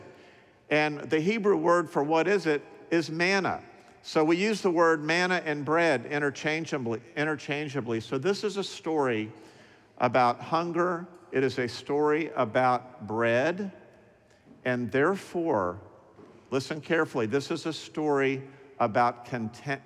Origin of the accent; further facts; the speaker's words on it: Dallas, Texas, United States; When I was growing up in Dallas between ages 5 and 10